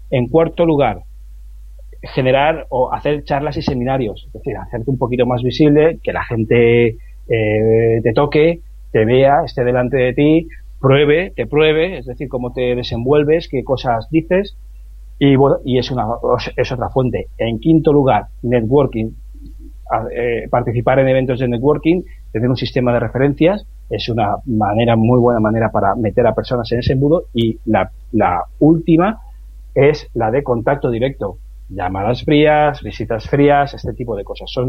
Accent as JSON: {"language": "Spanish", "town": "Pecer", "region": "Valencian Community", "country": "Spain", "said": "ese pueblo, que es de donde soy yo, que es de Pecer, en, en Alicante"}